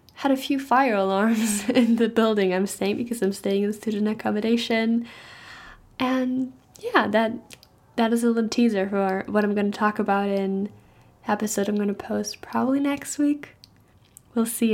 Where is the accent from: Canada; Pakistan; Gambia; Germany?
Germany; English is a second language; moved away as an adult; now in Stirling, United Kingdom; I'm actually from Germany